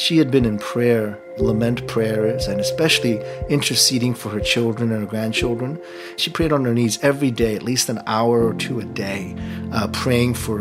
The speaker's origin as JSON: {"language": "English", "country": "South Korea", "tie": "born or raised there", "said": "I was born in Korea."}